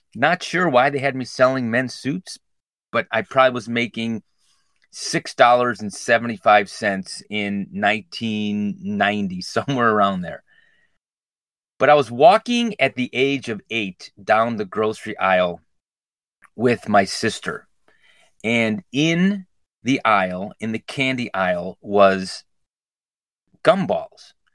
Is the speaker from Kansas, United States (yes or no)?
no; Glenview, Illinois, United States; I grew up in Glenview, went to Washington School District 63